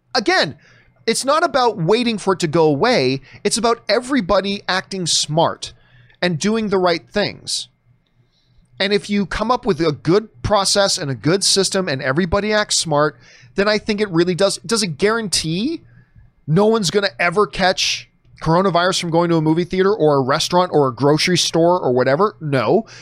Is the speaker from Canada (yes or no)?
yes; Canada; a Canadian pasty white dude